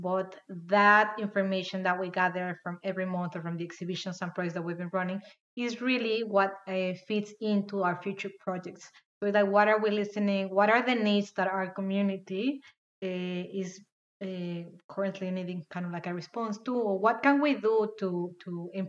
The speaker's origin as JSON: {"language": "English", "country": "Mexico", "second_language": "English", "moved": "as an adult", "lives_now": "Victoria, Australia"}